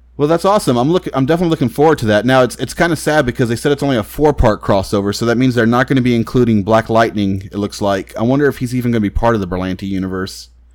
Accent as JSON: {"language": "English", "region": "Texas", "country": "United States", "said": "I'm from Texas"}